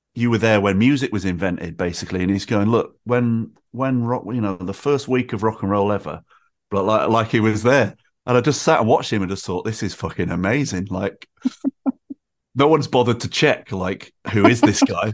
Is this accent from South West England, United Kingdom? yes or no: no; Manchester, North West England, United Kingdom; moved away as an adult; now in Brighton, United Kingdom; I grew up in Manchester in the nineties